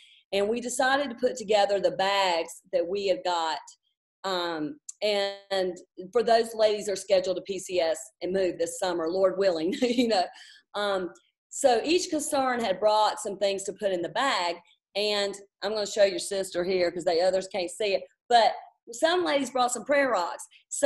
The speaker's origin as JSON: {"language": "English", "town": "Charlotte", "region": "North Carolina", "country": "United States", "tie": "born or raised there", "also_born_or_lived": "Fort Bragg, North Carolina", "moved": "as an adult", "lives_now": "Stuttgart, Germany", "said": "I was born and raised in Charlotte"}